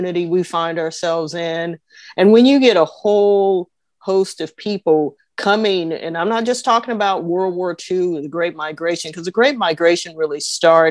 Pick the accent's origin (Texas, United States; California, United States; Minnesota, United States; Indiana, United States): California, United States; Oakland; kids growing up in Oakland